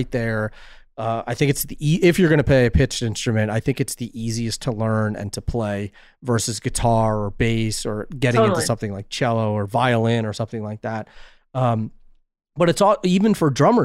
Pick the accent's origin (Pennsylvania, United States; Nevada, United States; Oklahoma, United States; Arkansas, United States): Pennsylvania, United States; West Chester; moved away; also born or lived in New York area; From Westchester, Pennsylvania